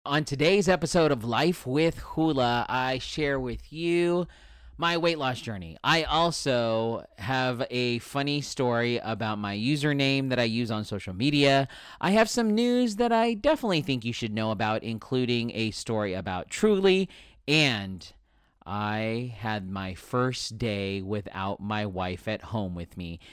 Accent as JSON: {"language": "English", "town": "San Diego", "region": "California", "country": "United States", "tie": "born or raised there", "said": "I grew up in San Diego, born and raised on the playground where I spent most of my days. Um, this is my hometown. I bleed San Diego"}